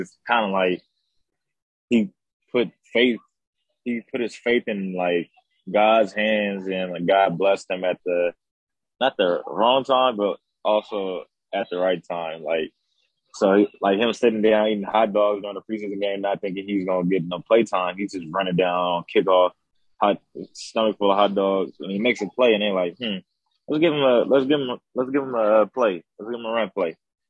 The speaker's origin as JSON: {"language": "English", "town": "Fresno", "region": "California", "country": "United States", "tie": "born or raised there", "lives_now": "Los Angeles, United States", "said": "It's not boring. It's just more you need to know people to experience fun in Fresno. It's not a small town."}